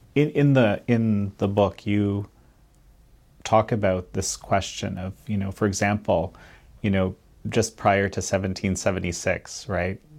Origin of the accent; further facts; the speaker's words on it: Canada; as a Canadian